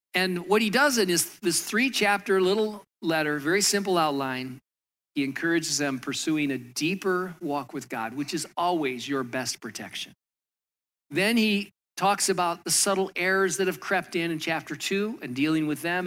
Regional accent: Michigan, United States; moved away as an adult; also born or lived in Southern California; now in New Jersey, United States; I grew up in Michigan

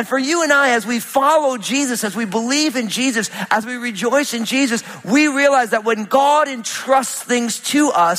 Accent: New Jersey, United States; I'm from Jersey

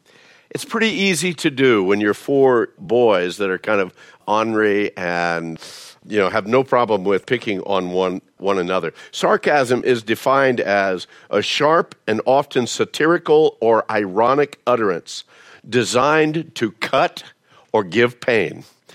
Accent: Phoenix, Arizona, United States; pretty much we grew up in Phoenix, moved here when I was about 5 years old, so grew up in Phoenix, so that's why I don't have the Southern drawl

